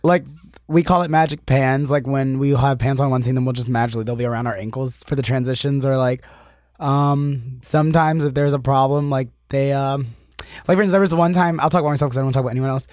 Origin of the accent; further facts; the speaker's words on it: Annapolis, Maryland, United States; moved away as an adult; now in Los Angeles, United States; I'm originally from Annapolis, Maryland. It's, like, twenty minutes outside of D C